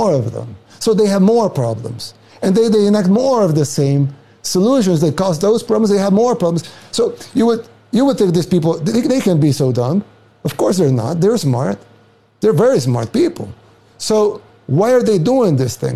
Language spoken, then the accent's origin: English; El Salvador; now in United States; I'm from El Salvador, a third world country in Central America